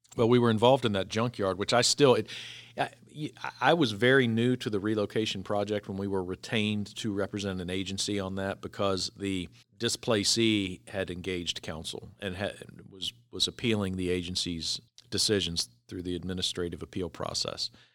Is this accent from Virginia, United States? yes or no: yes; Virginia Beach, Virginia, United States; growing up in Virginia Beach